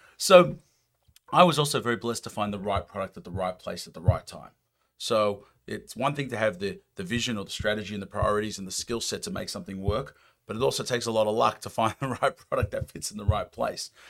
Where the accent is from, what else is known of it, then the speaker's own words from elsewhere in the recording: United States; accent: American; my American accent